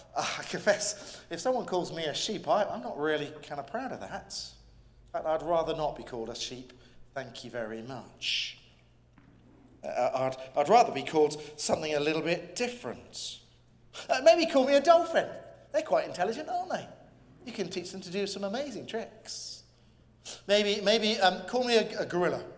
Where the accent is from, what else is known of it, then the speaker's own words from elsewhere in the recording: England, United Kingdom; I'm an Englishman and I come from the UK